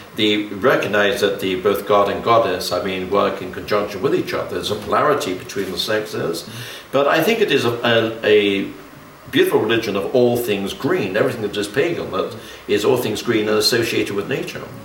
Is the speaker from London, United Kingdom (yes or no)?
yes; London, United Kingdom; I was born in Kensington, in London, oh. in 1928